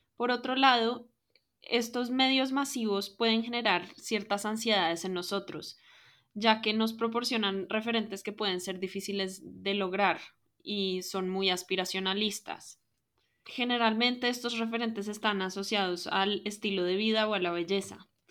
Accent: Colombia; soy colombiana de ascendencia libanesa

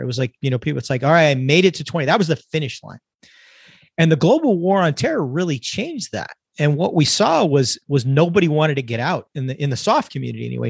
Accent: California, United States; now in Texas, United States; I'm originally born and raised in California.

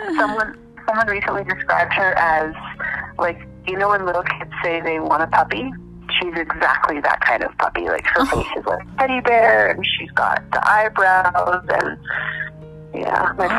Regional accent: Calgary, Alberta, Canada; I'm from Calgary, Alberta, Canada

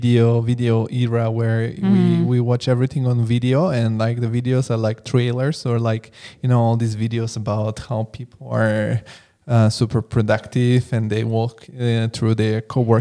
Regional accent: Italy; also born or lived in Bulgaria; now in Frankfurt, Germany; because I come from Italy and Bulgaria, and like people hear, oh, you live in Frankfurt.

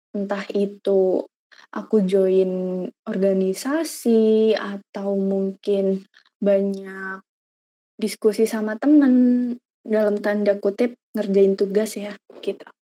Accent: Purbalingga, Central Java, Indonesia; moved away as an adult; now in Semarang, Indonesia; asal aku dari Purbalingga

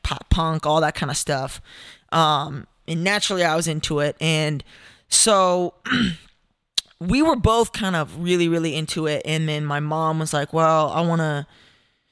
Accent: Denver, Colorado, United States; moved away as an adult; now in Nashville, United States; I'm from Denver, Colorado

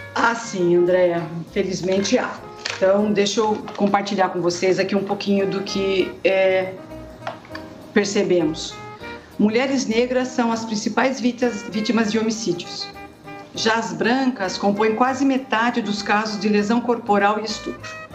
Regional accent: Sorocaba, São Paulo, Brazil; moved away as an adult; also born or lived in Curitiba; voltei para Sorocaba e Votorantim, que é a minha terra

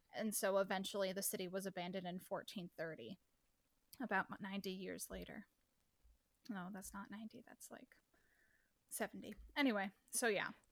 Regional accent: Midwest, United States; I'm from the Midwest, so all of our Ts sound like Ds

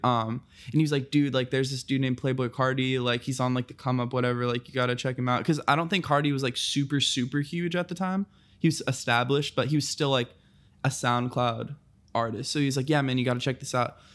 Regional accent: Fort Knox, Kentucky, United States; moved away; also born or lived in Santa Clarita, California; I'm from Fort Knox, Kentucky.

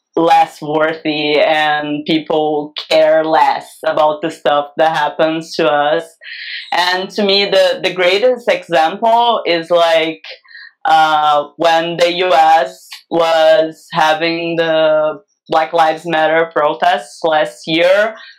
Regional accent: Brazil; a massacre happened in my hometown here

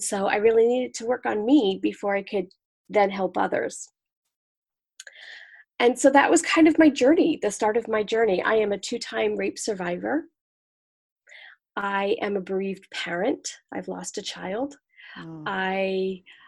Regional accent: United States; now in Manhattan, Kansas, United States; I'm originally from the New York, New Jersey area, but I live in Manhattan, Kansas now

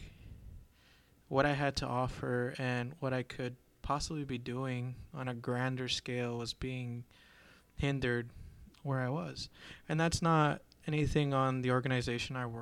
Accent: Azusa, California, United States; I'm originally from Southern California, in a little town right outside of LA known as Azusa

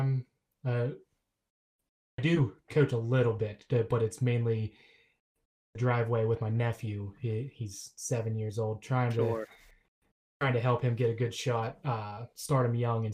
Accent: Pennsylvania, United States; also born or lived in Morgantown, West Virginia; I'm from Pennsylvania, but I grew up only about an hour from Morgantown.

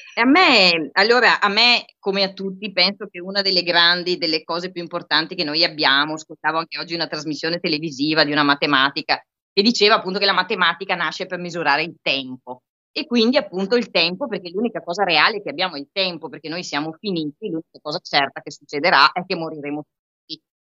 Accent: Vicenza, Veneto, Italy; moved away; essendo io vicentina di origini, poi insomma vabbè, ci spostiamo tutti molto

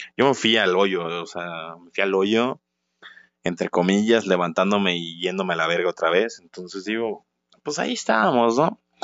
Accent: Guanajuato, Mexico; la ciudad de donde soy yo, la bonita ciudad de Guanajuato

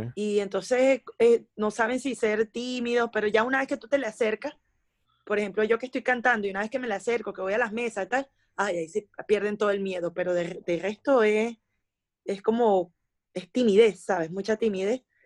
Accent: Venezuela; moved away as an adult; now in China; los primeros tres años que pasé en China y volví a Venezuela

